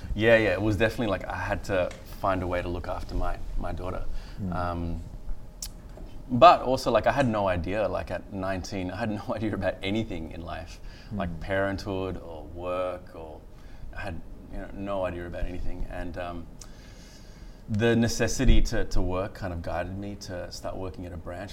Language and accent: English; far north Queensland, Australia; born or raised there; also born or lived in Galle, Sri Lanka